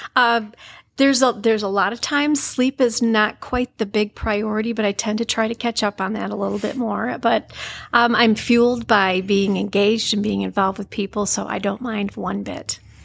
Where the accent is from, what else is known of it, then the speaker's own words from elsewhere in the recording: Jonesville, Michigan, United States; I grew up in Jonesville and had a wonderful life